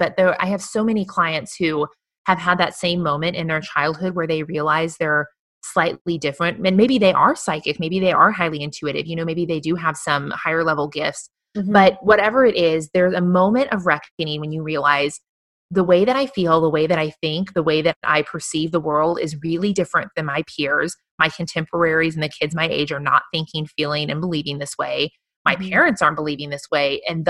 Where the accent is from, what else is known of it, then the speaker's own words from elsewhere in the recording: Midwest, United States; a young girl growing up in the Midwest, that there was no word for that.